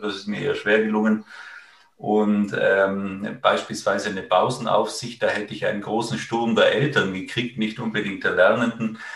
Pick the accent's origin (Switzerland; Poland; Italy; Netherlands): Italy; ich bin äh, ursprünglich aus Italien